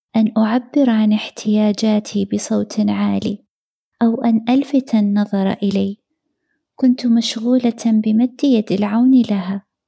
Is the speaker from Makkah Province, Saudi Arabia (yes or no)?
no; Riyadh, Riyadh Province, Saudi Arabia; غادرنا الرياض في تلك الفترة. إلى قريتنا الصغيرة، عند جدي